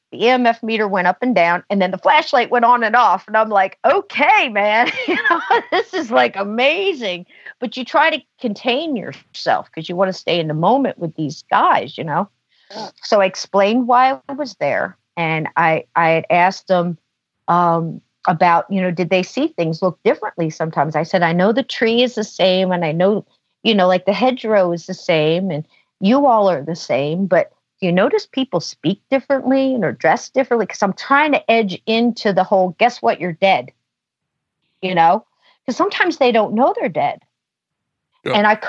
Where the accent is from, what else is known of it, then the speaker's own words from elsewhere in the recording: New Jersey, United States; born there; I said, I was born in New Jersey. They were born in Alabama.